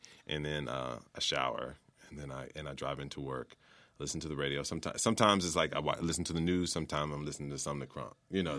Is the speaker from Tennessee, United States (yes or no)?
yes; Memphis, Tennessee, United States; now in Baltimore, United States; I live in the city, which I lived in the city of Baltimore. And I said, and I'm from Memphis.